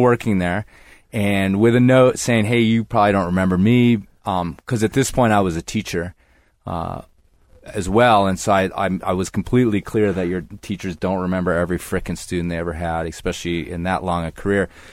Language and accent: English; Libertyville, Illinois, United States; moved away; I grew up, yeah, in the suburbs of Chicago